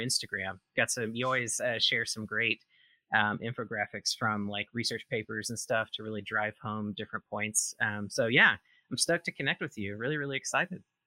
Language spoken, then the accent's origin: English; Mississippi, United States; now in Oregon, United States; I am originally from Mississippi, but I've been out in Oregon for quite a while now.